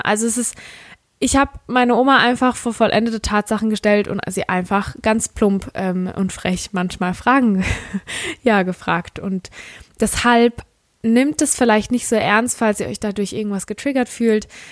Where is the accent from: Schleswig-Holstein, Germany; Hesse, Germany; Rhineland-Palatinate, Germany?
Rhineland-Palatinate, Germany; accent: Palatine dialect (Pfälzisch); ich komme aus der Pfalz und ich habe einen Pfälzer Dialekt